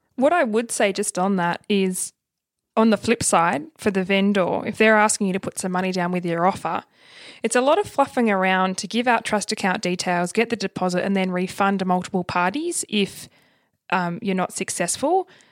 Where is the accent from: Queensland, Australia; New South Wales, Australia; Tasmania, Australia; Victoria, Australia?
Tasmania, Australia; moved away; I'm originally from Tassie